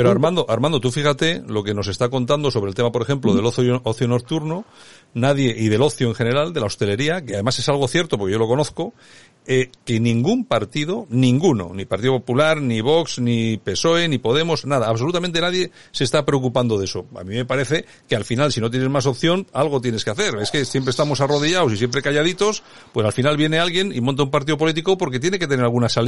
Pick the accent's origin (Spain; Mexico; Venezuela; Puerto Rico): Spain; te defines como nacionalista español, que es lo que soy yo y que es más de la mitad de los españoles de este país